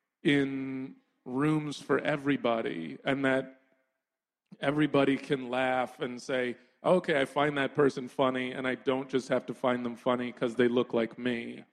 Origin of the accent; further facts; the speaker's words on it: New York, United States; born there; also born or lived in Brooklyn, United States; I spent a lot of time in Brooklyn as a kid. I was born in New York, and my grandmother lived in Crown Heights.